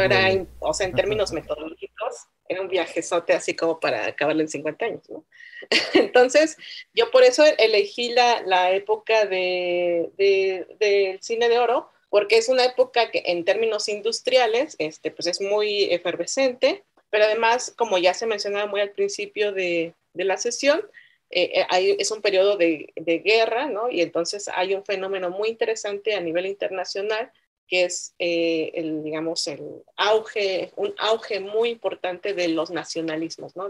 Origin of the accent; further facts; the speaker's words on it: Oaxaca, Mexico; also born or lived in San Bartolomé Loxicha / San Miguel Quetzaltepec; yo crecí entre esos tres espacios, ¿no? Entre la ciudad de Oaxaca, entre el pueblo San Bartolomé Loxicha, que es eh, mi pueblo materno, y entre San Miguel Quetzaltepec